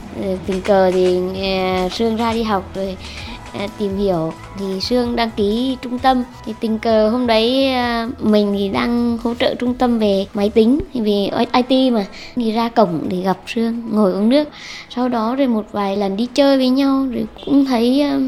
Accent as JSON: {"language": "Vietnamese", "region": "Nghệ An", "country": "Vietnam", "tie": "born or raised there", "moved": "yes", "lives_now": "Hanoi, Vietnam", "said": "mình năm nay là 38 tuổi, mình quê ở Nghệ An và hiện đang sinh sống và làm việc ở Hà Nội"}